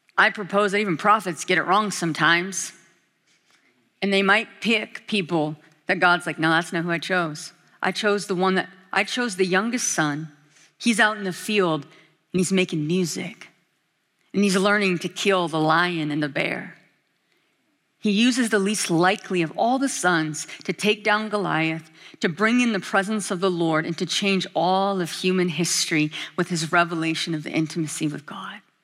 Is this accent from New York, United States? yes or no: no; Alaska, United States; now in Kona, United States; I'm from Alaska